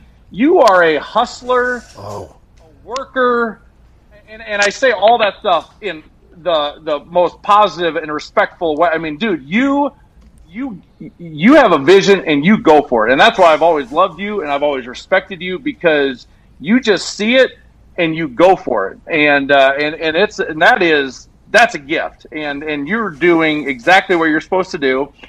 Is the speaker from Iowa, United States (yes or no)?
yes; Iowa, United States; I'm from Iowa